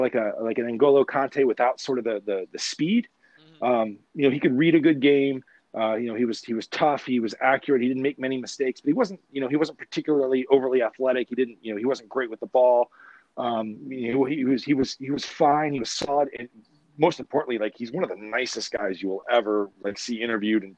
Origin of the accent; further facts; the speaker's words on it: Dayton, Ohio, United States; I grew up in Southern Ohio. I grew up in Dayton, so, and I went to Miami of Ohio